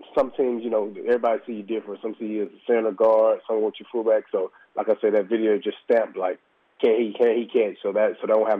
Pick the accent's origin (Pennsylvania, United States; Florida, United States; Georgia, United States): Georgia, United States; Fitzgerald; moved away as an adult; also born or lived in Kansas / North Carolina; All right, originally, man, I'm from Fitzgerald, Georgia, man. Went to Fitzgerald High School